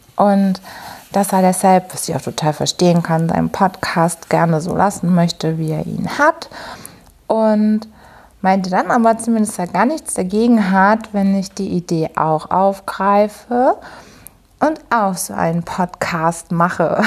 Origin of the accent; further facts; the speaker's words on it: Hamburg, Germany; ich komme aus Hamburg